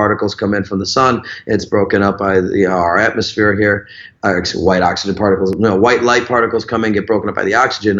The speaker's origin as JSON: {"language": "English", "town": "Chicago", "region": "Illinois", "country": "United States", "tie": "born or raised there", "also_born_or_lived": "Wisconsin", "moved": "as an adult", "lives_now": "Florida, United States", "said": "I was born and raised in Chicago. I lived in Wisconsin for a few of my teenage years, and I went back to Chicago, and then I've been in Florida 18 years"}